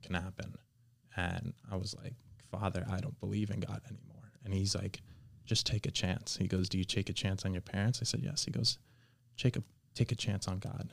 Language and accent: English; Miami, Florida, United States; also born or lived in Kendall / Weston; I was born and raised in Miami